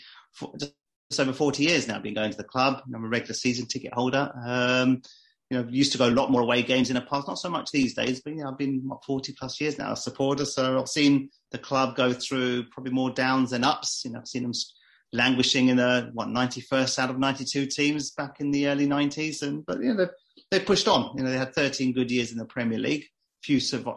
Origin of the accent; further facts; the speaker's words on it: London, United Kingdom; I was born and bred in London.